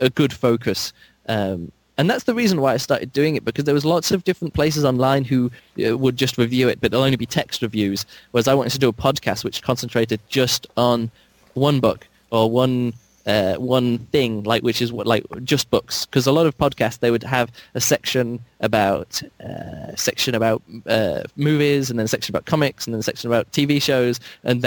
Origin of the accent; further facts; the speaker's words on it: England, United Kingdom; I'm from England